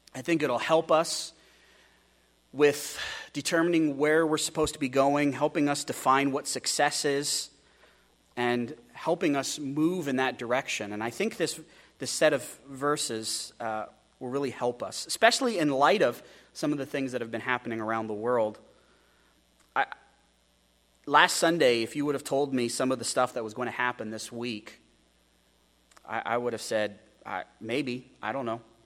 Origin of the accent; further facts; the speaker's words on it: United States; American Christians